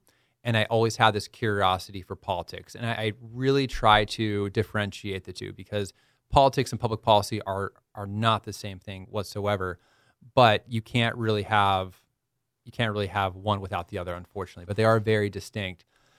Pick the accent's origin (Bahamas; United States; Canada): United States; San Diego, California; So I was born and raised in the San Diego area.